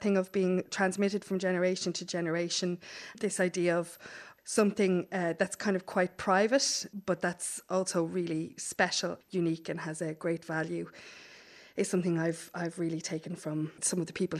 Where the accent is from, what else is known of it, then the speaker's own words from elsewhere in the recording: Ulster, Ireland; think there's something about the casual excellence of knitting and of storytelling and of song that I grew up with in Donegal